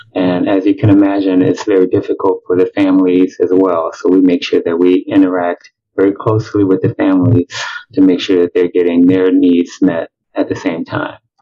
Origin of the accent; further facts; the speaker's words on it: Chicago, Illinois, United States; moved away as an adult; also born or lived in Milwaukee, Wisconsin; now in Tampa, United States; I'm originally from Chicago. I grew up there